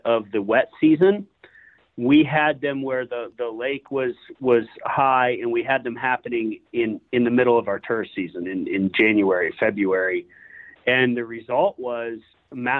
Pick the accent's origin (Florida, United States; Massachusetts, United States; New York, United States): Florida, United States; Sanibel; born and raised in Southwest Florida, I grew up on Sanibel Island